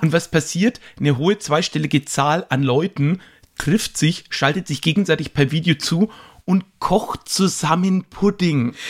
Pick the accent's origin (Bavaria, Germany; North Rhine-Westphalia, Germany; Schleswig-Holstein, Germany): Bavaria, Germany; Höchstadt an der Aisch; Bäcker, wo ich herkomme